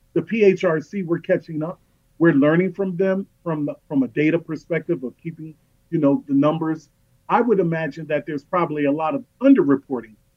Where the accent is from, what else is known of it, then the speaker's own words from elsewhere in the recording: United States; also born or lived in Los Angeles, California / Philadelphia, Pennsylvania; now in Pennsylvania, United States; I grew up in South Central Los Angeles and North Philadelphia